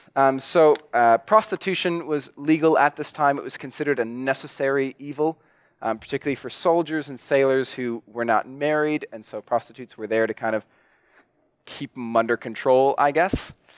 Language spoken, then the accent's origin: English; New Zealand; I'm a Kiwi